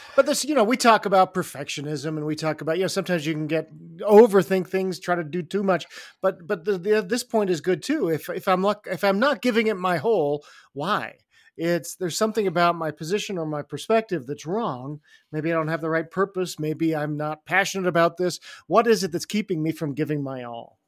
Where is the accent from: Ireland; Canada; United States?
Canada; also born or lived in England; I was born in England and then grew up in Canada